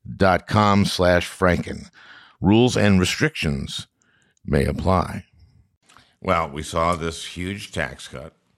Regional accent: St. Louis Park, Minnesota, United States; I grew up in St. Louis Park

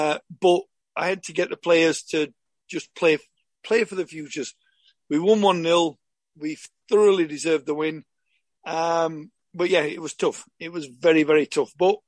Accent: Yorkshire and the Humber, United Kingdom; obviously because I'm from Yorkshire, it was kind of an ideal thing to go from maybe 40 miles to train at Huddersfield.

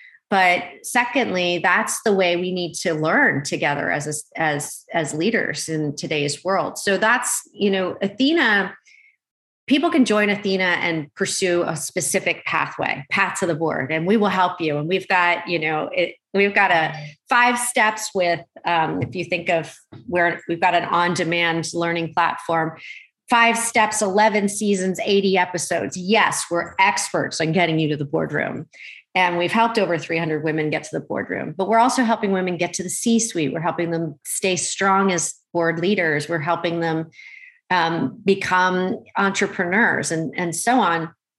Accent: Malaysia; born there; Yeah, I mean, I was born in Malaysia.

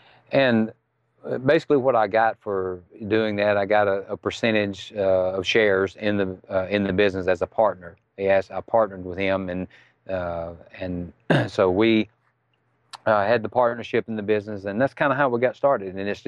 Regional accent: Mississippi, United States; accent: Southern; I'm from Mississippi.

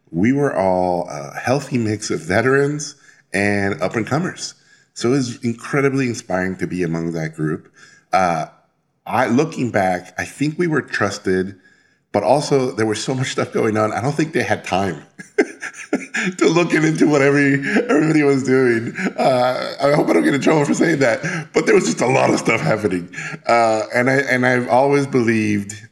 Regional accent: Mexico City, Mexico; And as a kid, uh, I grew up in Mexico City and I would go, I, w- I got taken by school to the uh, National Museum of Anthropology in Mexico City

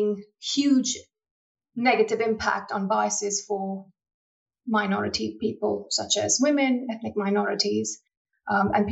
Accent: India; moved away as an adult; now in United Kingdom; I was born and raised in India and I'm a first generation immigrant to the UK.

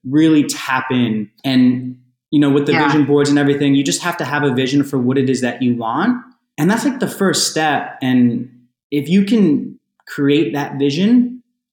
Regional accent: New Jersey, United States; also born or lived in New York; New Jersey where I'm from, but New York where I lived for many years

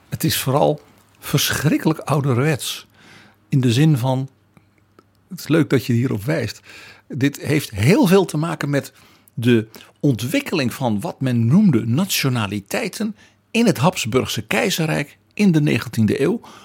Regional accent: Netherlands

